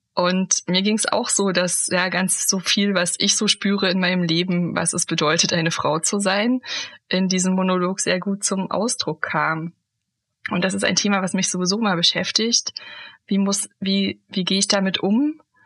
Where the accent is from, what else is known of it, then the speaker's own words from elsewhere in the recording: Germany; moved away; also born or lived in Hesse; ich bin ja in der DDR aufgewachsen